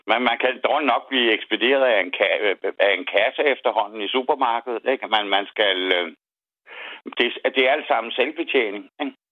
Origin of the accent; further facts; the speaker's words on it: Birkerød, Capital Region of Denmark, Denmark; now in Hillerød, Denmark; jeg er født og opvokset i Birkerød, men jeg bor i Hillerød nu